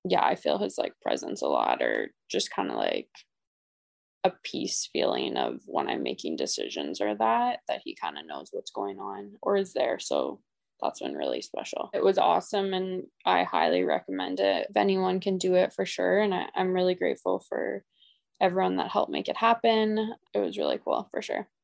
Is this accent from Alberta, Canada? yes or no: yes; Edmonton, Alberta, Canada; I'm from Edmonton, Alberta.